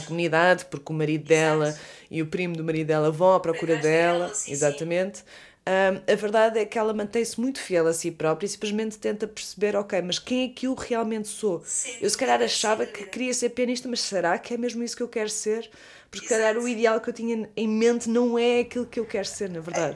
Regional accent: Leiria, Centro, Portugal; nós as duas somos de Leiria

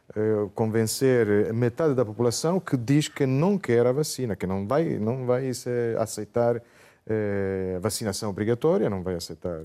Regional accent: Italy; nós em Itália

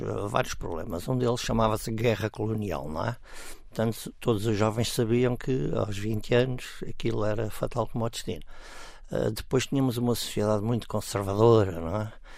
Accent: Cascais, Lisbon, Portugal; Quando eu nasci, eu morava no Monte

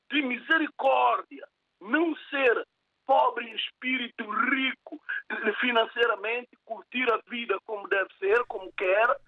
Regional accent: São Tomé, São Tomé & Príncipe; now in Portugal; eu nasci em São Tomé, criei em São Tomé, estou cá em Portugal.

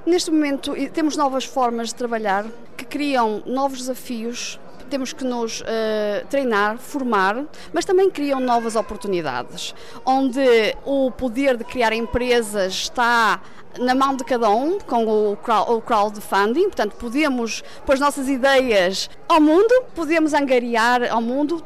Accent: Viana do Castelo, Norte, Portugal; moved away as an adult; now in Germany; Eu sou natural de Viana

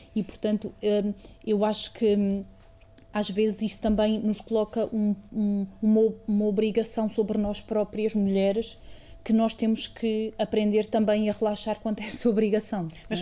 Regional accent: Estremoz, Alentejo, Portugal; moved away as an adult; also born or lived in Évora; eu nasci em Évora, mas vivi até aos 18 anos em Estremoz, que é um, uma cidade uh, com cerca de 12 mil habitantes no distrito de Évora

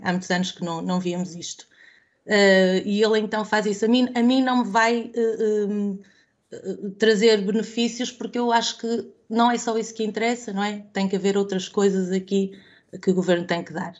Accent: Vila Nova de Gaia, Norte, Portugal; eu sou aqui de, de Vila Nova de Gaia

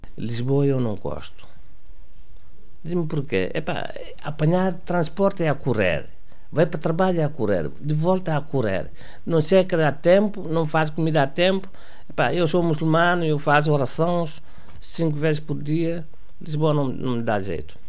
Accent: Guinea-Bissau; moved away as an adult; also born or lived in Mauritania; now in Portugal; Nasci em Guiné-Bissau em 1922 10 1949

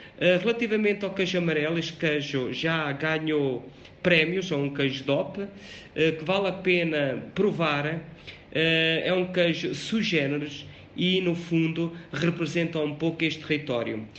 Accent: Covilhã, Castelo Branco, Portugal; sou natural de Piraboa, uma aldeia do Conselho da Covilhã

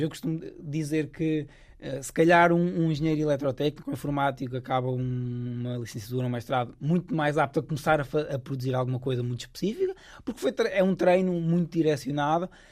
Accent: Coimbra, Centro, Portugal; moved away as an adult; now in Stanford, United States; eu sou de Coimbra

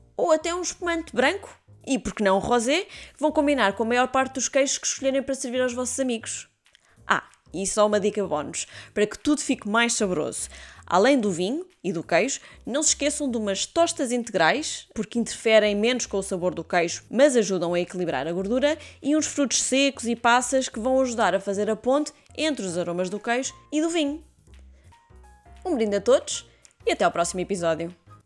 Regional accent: Portugal; como bons portugueses

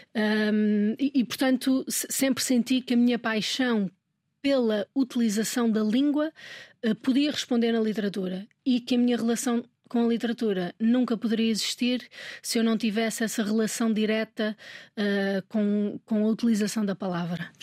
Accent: Minho, Portugal; moved away; also born or lived in Lisbon / Brazil; Eu sou minhota e eu noto muita diferença entre o português do Minho e o português de Lisboa nós temos muito, muitas mais palavras do que em Lisboa.

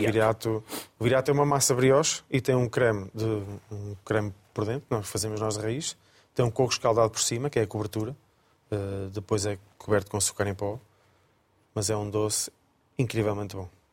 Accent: Coimbra, Centro, Portugal; moved away as an adult; also born or lived in Lisbon; now in Viseu, Portugal; Sou natural de Coimbra, entretanto estudei aqui em Lisboa

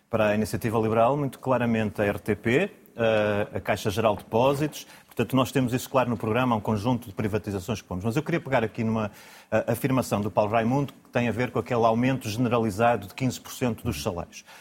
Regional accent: Braga, Norte, Portugal; Eu sou de Braga, concorro aliás pelo Círculo de Braga

